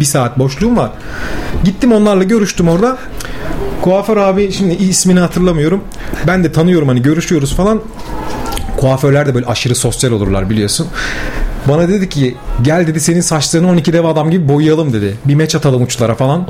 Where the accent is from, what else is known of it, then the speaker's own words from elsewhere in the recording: Gemlik, Bursa, Turkey; also born or lived in İzmit, Kocaeli; Ben Gemlik'te büyümeye başladım. Bir 5 yıl sonra 5 yaşımdayken. İlk orta öğrenimimi Gemlik'te tamamladım.